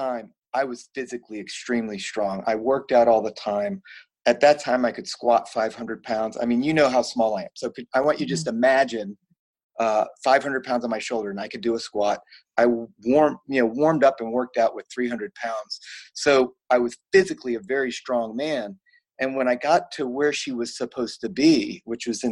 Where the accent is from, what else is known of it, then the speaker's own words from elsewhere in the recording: Virginia, United States; moved away as an adult; also born or lived in Florida; I'm a Virginia boy. So I grew up in Virginia.